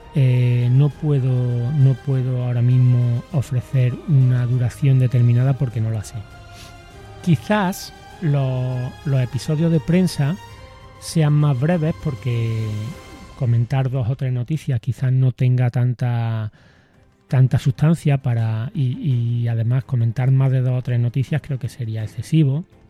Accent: Córdoba, Andalusia, Spain; de mi tier-, de mi tierra, de mi ciudad

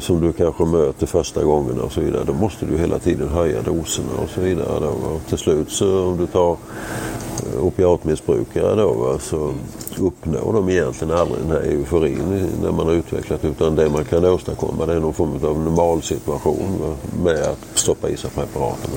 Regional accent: Sweden

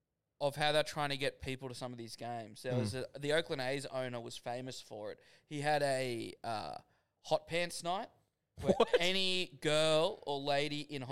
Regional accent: Australia; as an Aussie

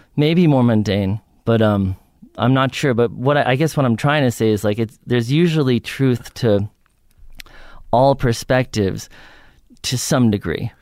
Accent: New York, United States; I grew up in New York on the Upper West Side

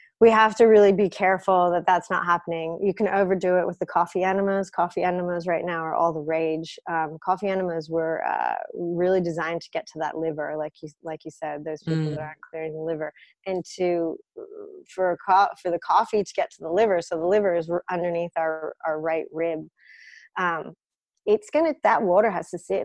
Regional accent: United States; now in Sydney, Australia; I come from an Eastern European background. I grew up in the States, but we're Russian

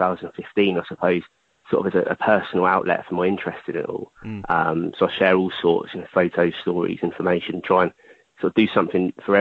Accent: Netley, South East England, United Kingdom; I grew up in Netley.

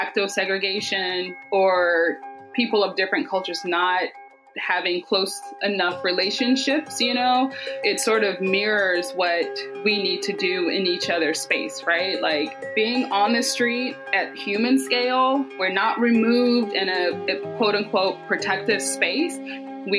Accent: Southwest DeKalb, Georgia, United States; I grew up here in Georgia. We'll start there. I was born at Georgia Baptist. So I grew up in Southwest DeKalb.

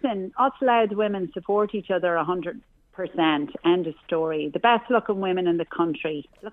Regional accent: Dundalk, Leinster, Ireland; I'm from Dundalk myself.

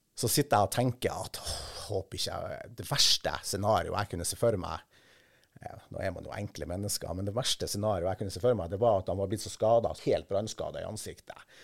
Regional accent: Kvaløya, Troms, Norway; hjemme på Kvaløya

